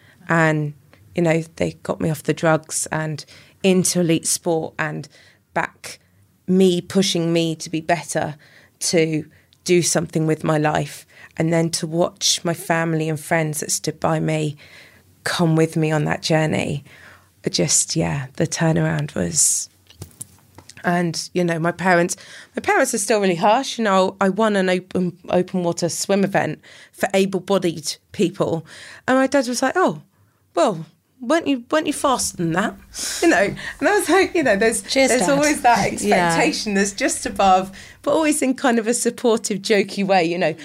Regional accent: Llanelli, Wales, United Kingdom; Brought up in Llanelli.

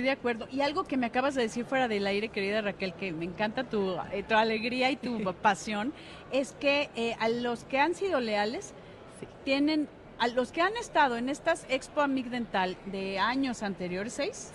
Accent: Mexico; nosotros como mexicanos

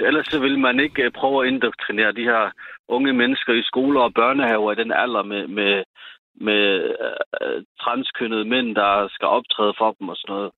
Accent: Sønderborg, Southern Denmark, Denmark; born or raised there

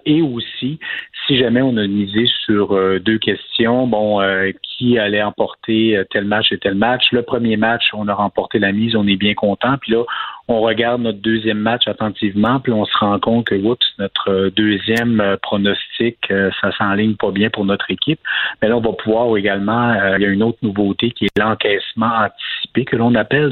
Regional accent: Quebec, Canada; en tant que Québécois

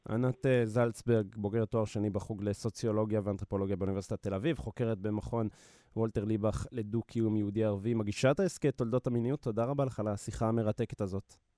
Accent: Israel; לנו כישראלים, להט"בים

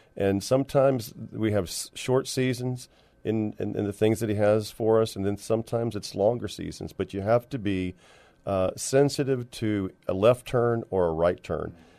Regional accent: San Antonio, Texas, United States; moved away as an adult; also born or lived in Dallas / California; I was born and raised here, but left in the, uh, early to mid eighties

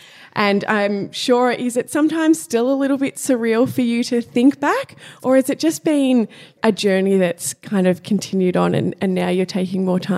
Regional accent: Cape Paterson, Victoria, Australia; I grew up down near Phillip Island in Cape Patterson. There's 900 people. It was tiny.

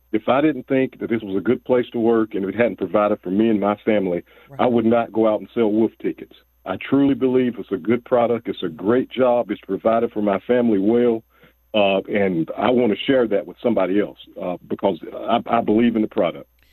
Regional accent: Southmont and Linwood, Davidson County, North Carolina, United States; guys that I grew up with down in the Southmont and Linwood areas

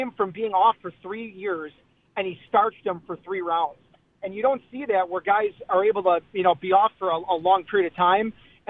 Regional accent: Buffalo, New York, United States; being born and raised in Buffalo, obviously I'm a big, you know, Bills and Sabres fan

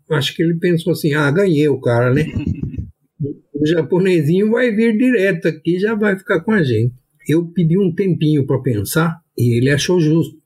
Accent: São Paulo, Brazil; Eu estudei em São Paulo, sou nascido em São Paulo

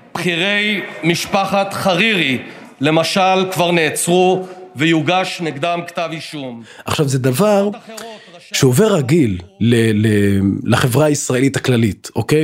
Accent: Israel; בתור אזרח ערבי במדינת ישראל

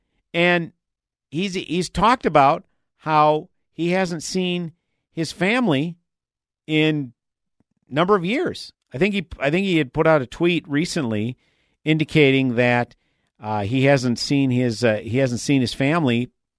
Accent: Turkey; now in United States; Being a champion of tens of thousands of voiceless people in my home country carries a risk that includes death threats and arrest warrants. Earlier this year, Turkey issued an Interpol red notice to hunt me down for being a terrorist.

